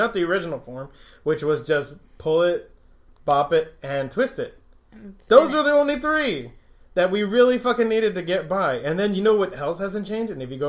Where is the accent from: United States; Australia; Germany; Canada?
United States; Fort Greely, Alaska; going up with me and my brother and a couple of kids that we grew up with in Fort Greeley